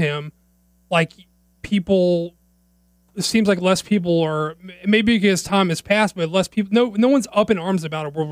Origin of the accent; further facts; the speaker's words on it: United States; as an American